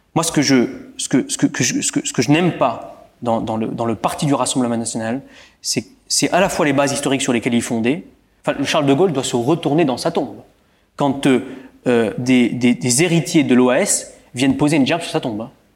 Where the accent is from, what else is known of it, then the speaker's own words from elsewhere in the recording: Bouzonville, Grand Est, France; je suis un Bouzonvillois. J'ai été élevé à Bouzonville